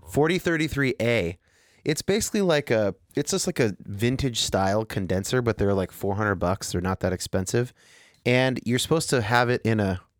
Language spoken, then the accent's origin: English; California, United States; Well, I'm from Northern California